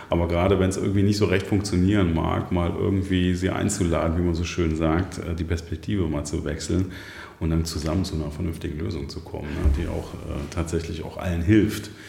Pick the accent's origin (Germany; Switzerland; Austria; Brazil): Germany; Rhineland; Was mir als Rheinländer eigentlich leicht fallen sollte